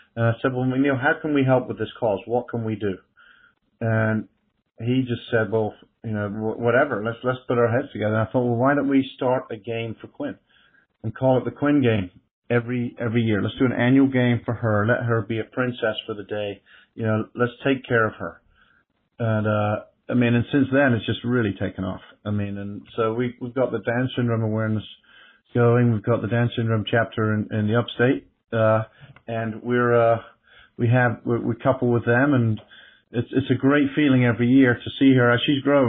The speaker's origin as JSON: {"language": "English", "region": "England", "country": "United Kingdom", "tie": "born or raised there", "moved": "yes", "lives_now": "Greenville, United States", "said": "I come from England, too, and that's what I grew up around."}